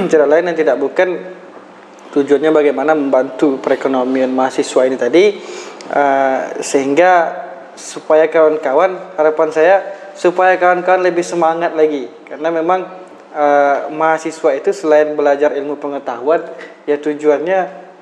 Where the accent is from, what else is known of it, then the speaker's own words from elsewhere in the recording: Riau, Indonesia; itu mungkin yang menjadi apa namanya kebanggaan kami dari Kabupaten Kalir dibanding kabupaten lain.